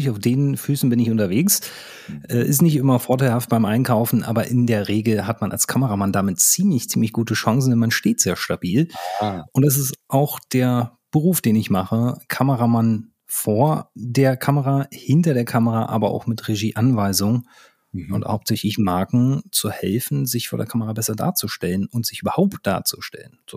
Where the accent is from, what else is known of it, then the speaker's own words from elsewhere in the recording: Berlin, Germany; für die, die das jetzt an der Stelle nicht wissen, ich komme aus Berlin. Wir haben drei Flughäfen, also einen funktionierenden.